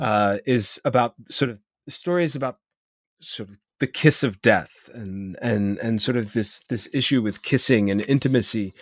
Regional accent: Ohio, United States; as an Ohio in myself

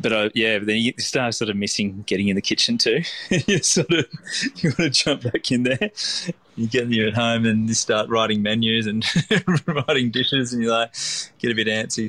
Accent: Lennox Head, New South Wales, Australia; we're going to try and replicate that, the childhood that I had growing up in Lennox Head.

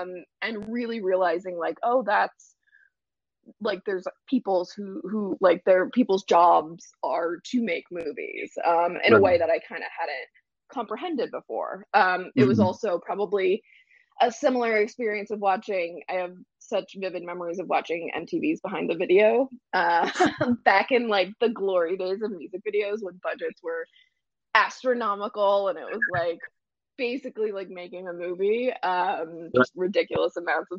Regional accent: Central Illinois, United States; I grew up in Central Illinois

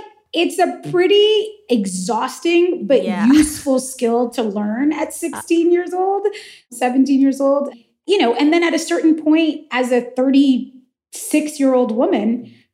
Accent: the Valley, California, United States; I'm from the Valley. I went to like 34 yeah. bar and bat mitzvahs growing up.

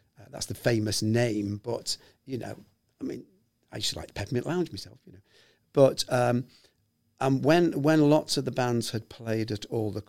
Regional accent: Liverpool, North West England, United Kingdom; accent: posh; moved away; Excuse my posh accent there, but I moved away from Liverpool 40 years ago, sir.

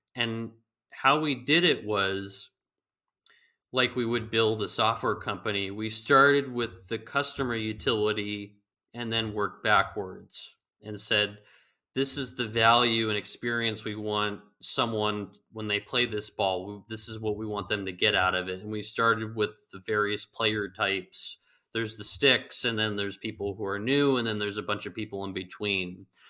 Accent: California, United States; moved away; the guy from California

